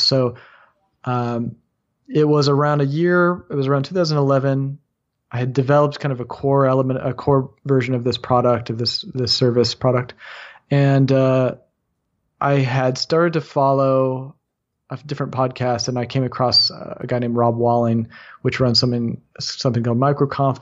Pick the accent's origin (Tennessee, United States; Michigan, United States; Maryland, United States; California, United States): California, United States; Bay Area of; also born or lived in Los Angeles, California; I grew up in the Bay Area of California